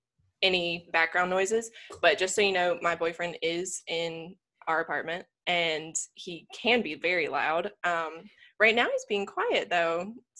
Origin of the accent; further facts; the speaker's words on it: Lancaster, South Carolina, United States; accent: Southern; moved away as an adult; now in Miami, United States; Now I've moved from small town Lancaster, South Carolina, and I've moved all the way to freaking Miami, Florida. So, you know, sorry about my accent.